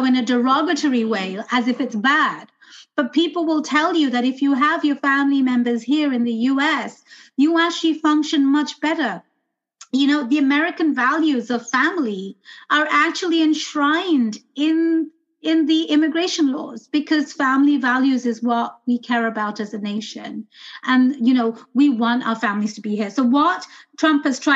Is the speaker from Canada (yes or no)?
no; London, United Kingdom; now in United States; I was born and raised in London.